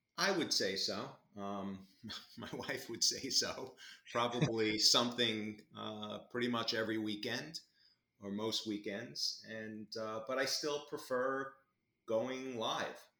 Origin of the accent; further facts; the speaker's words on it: Long Island, New York, United States; also born or lived in Albany, New York; I grew up on Long Island in New York